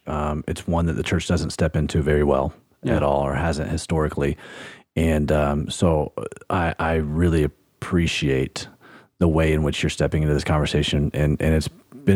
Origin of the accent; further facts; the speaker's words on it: Alabama, United States; I grew up in Alabama